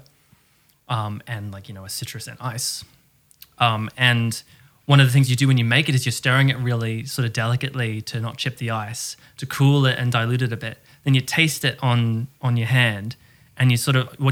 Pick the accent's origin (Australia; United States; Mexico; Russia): Australia; as an Australian